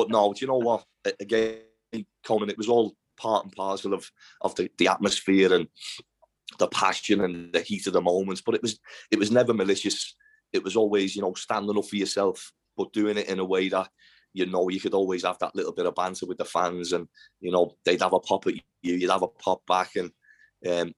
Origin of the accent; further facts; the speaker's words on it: Liverpool, North West England, United Kingdom; accent: Scouse; my Scouse accent and, you know, being English